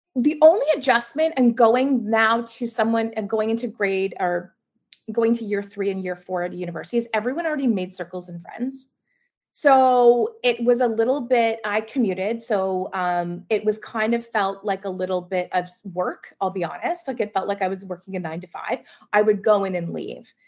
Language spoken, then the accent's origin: English; Mississauga, Ontario, Canada; also born or lived in Burlington, Ontario; I grew up in Mississauga and then moved to Burlington